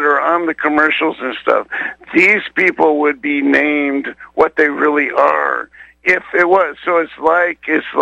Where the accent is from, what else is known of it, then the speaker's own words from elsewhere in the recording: Spokane, Washington, United States; that's where I grew up in Spokane